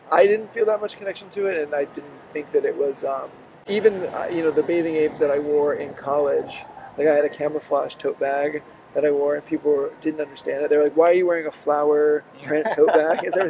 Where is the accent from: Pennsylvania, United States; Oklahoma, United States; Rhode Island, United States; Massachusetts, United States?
Oklahoma, United States; born there; also born or lived in Mississippi / Pensacola, Florida; Yeah.Yeah, so I grew. I was born in Oklahoma